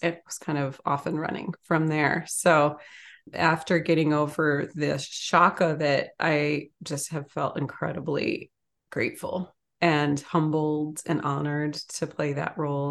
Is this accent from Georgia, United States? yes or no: no; Ann Arbor, Michigan, United States; I grew up in Ann Arbor, Michigan.